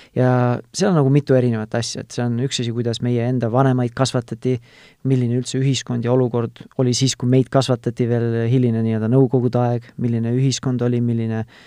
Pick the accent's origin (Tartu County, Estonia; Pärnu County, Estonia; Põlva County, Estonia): Tartu County, Estonia; Tartu; ma ise olen ka tartlane